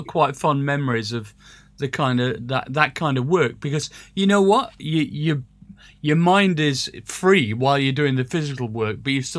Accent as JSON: {"language": "English", "town": "Sheffield", "region": "Yorkshire and the Humber", "country": "United Kingdom", "tie": "born or raised there", "said": "growing up in Sheffield"}